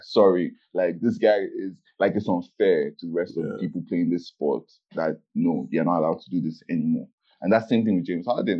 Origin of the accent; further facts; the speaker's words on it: Nigeria; we're Nigerian